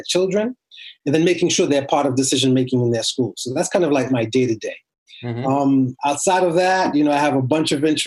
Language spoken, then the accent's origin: English; Boston, Massachusetts, United States; also born or lived in Port-au-Prince, Haiti; I basically grew up in Boston